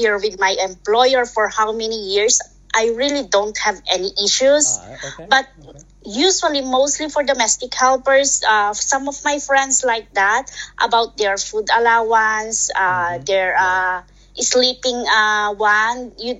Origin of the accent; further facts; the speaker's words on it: Philippines; moved away as an adult; now in Hong Kong; Yes, I'm from Philippines.